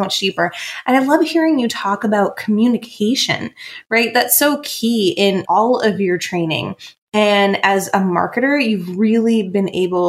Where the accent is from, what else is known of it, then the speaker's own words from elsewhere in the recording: Maine, United States; I'm from Maine, so I'm from the Northeast